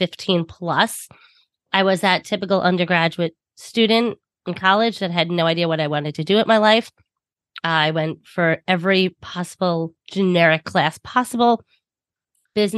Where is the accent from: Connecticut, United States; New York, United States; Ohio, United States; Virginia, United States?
New York, United States; Long Island; accent: thick Long Island; I'm from New York, if you cannot tell by my thick Long Island accent